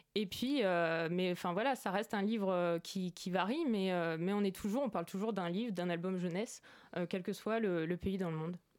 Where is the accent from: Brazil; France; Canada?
France; Orsay, Île-de-France; je viens de d'Orsay, dans le 91 à la base